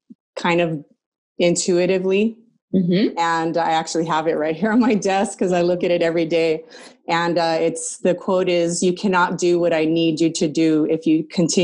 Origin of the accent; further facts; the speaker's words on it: Southern California, United States; Southern California. I don't know if you know. I'm about an hour east of Los Angeles.